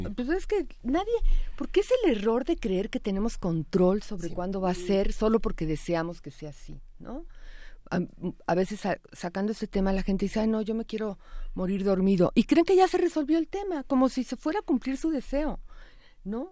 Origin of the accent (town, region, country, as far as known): Mexico